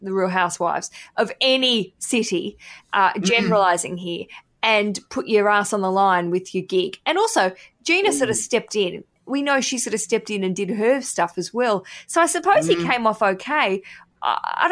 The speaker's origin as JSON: {"language": "English", "town": "Newcastle", "region": "New South Wales", "country": "Australia", "tie": "born or raised there", "said": "I was born in Newcastle"}